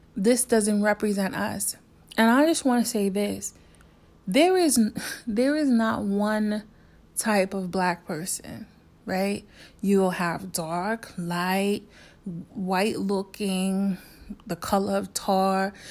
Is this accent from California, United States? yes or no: no; New York, United States; also born or lived in South Korea; I'm from New York